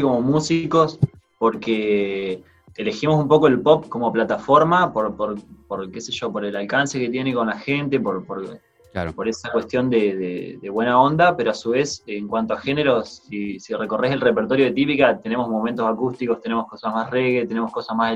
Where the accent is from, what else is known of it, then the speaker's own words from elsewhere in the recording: Paraná, Entre Ríos, Argentina; Somos de Paraná, Entre Ríos